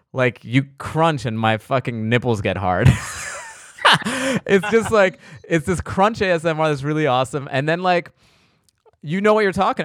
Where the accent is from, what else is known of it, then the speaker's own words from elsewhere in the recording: East Coast, United States; I'm from the East Coast